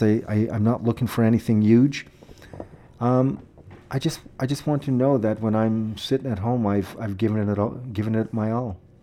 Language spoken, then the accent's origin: English; Saskatoon, Saskatchewan, Canada; Well, I grew up here. I grew up in Saskatoon. I was born here.